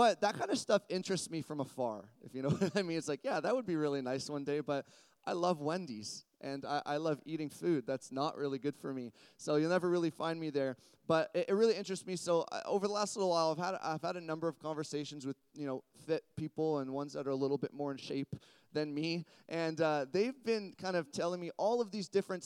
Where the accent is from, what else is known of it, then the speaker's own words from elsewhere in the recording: Burlington, Ontario, Canada; I grew up in a little place in Burlington called Mountainside